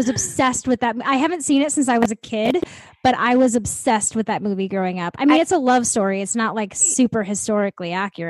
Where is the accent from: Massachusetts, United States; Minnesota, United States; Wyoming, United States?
Minnesota, United States; because he's from Minnesota and I'm from Minnesota.